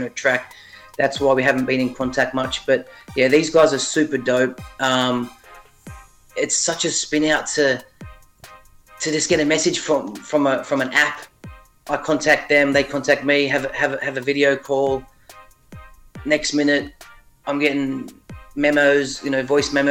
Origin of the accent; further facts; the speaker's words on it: Sydney, New South Wales, Australia; And I'm from Sydney. I'm from Sydney, Australia. Shout out to Ingleburn